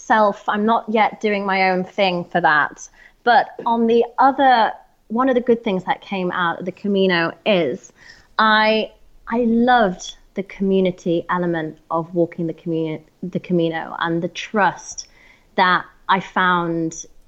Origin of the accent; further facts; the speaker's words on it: Harrogate, Yorkshire and the Humber, United Kingdom; It's a town called Harrogate in North Yorkshire.